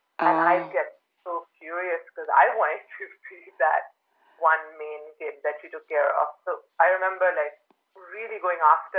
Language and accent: English; Birmingham, West Midlands, United Kingdom; born there; So I was actually not born in London. I was born just in Birmingham, I think, because my parents lived in this small town called Tamworth